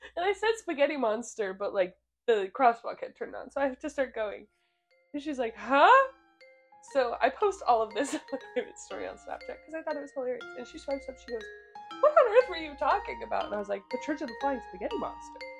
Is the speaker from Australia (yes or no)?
no; Missouri, United States; we're from Missouri